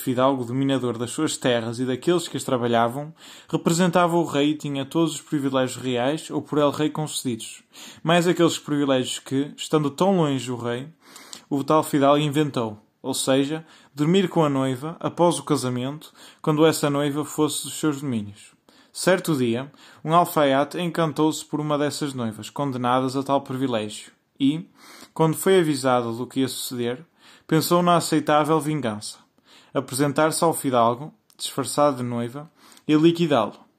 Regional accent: Portugal; sou português e estou na Escola Secundária de Vila Verde no décimo ano

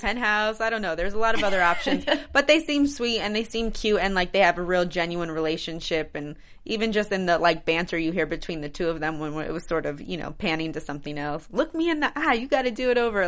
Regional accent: New York, United States; moved away; New York. That's my home state.

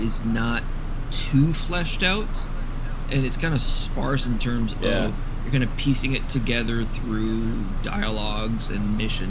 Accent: Canada

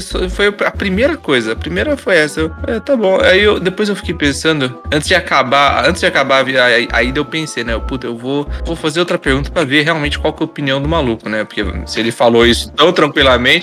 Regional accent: Bragança Paulista, São Paulo, Brazil; sou de Bragança

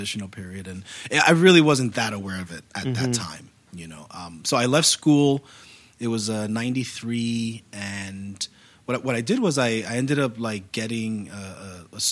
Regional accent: New York City, New York, United States; Born and raised in New York City

